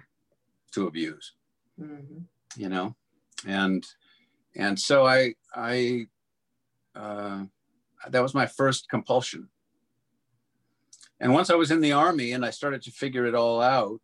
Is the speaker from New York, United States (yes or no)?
no; Catalina Island, California, United States; I grew up on Catalina Island